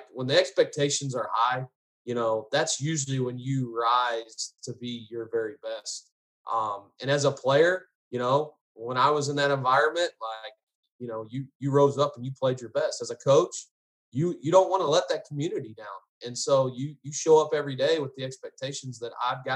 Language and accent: English; Garland, Texas, United States; also born or lived in Allen, Texas; I grew up in Garland